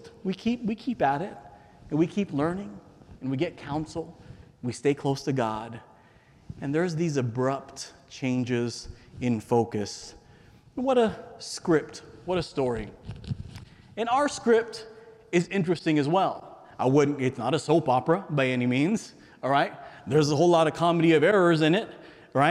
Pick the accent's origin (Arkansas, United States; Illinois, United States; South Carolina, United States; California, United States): California, United States; San Diego; I grew up in San Diego, California, America's finest city